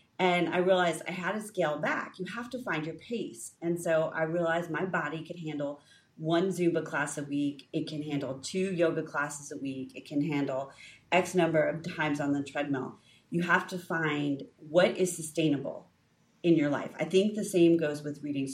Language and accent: English; United States; as American women